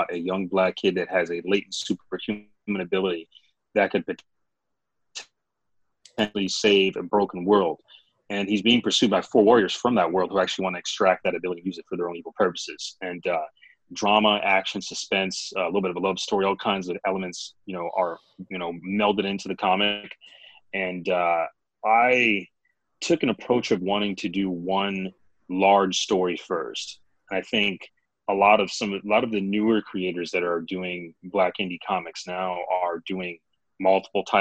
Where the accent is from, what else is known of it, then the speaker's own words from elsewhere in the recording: Grand Rapids, Michigan, United States; growing up in Grand Rapids, it was definitely a very diverse place